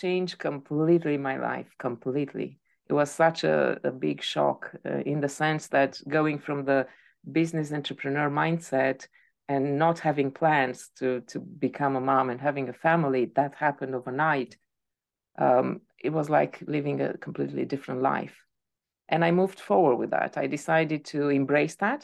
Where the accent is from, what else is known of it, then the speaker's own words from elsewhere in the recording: Romania; moved away as an adult; also born or lived in Spain; I am from Romania, and I moved to different countries over the years.